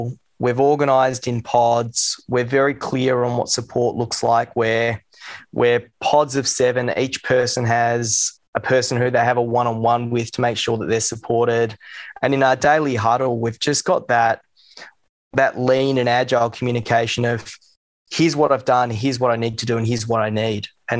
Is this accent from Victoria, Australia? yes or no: no; Sydney, New South Wales, Australia; I grew up in Sydney. Went to Joey's, and he's over there now.